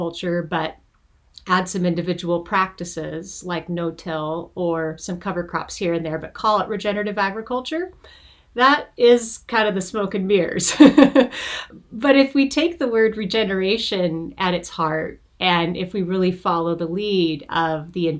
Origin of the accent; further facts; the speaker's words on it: Montana, United States; now in California, United States; I live and work in California now, even though I was born and raised in Montana